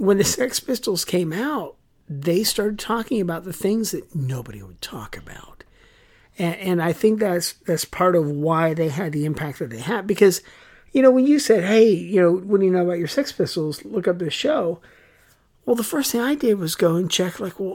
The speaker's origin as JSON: {"language": "English", "country": "United States", "said": "as an American growing up with World War II"}